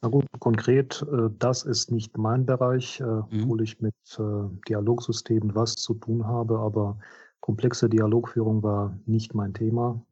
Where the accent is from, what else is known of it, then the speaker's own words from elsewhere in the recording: Minsk, Belarus; German is a second language; moved away as an adult; now in Trier, Germany; in Minsk, in meiner Heimatstadt